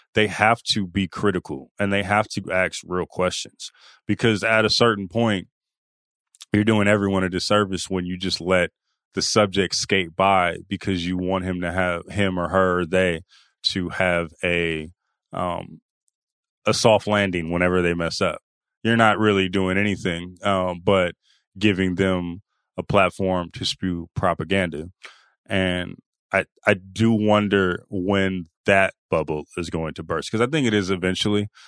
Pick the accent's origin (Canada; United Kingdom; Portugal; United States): United States; Oakland, California; I'm from the Bay, from Oakland